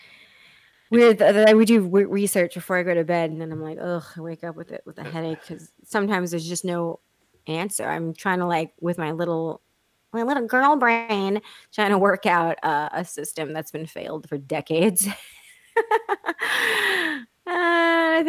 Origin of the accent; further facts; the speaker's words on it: Texas, United States; I'm from Texas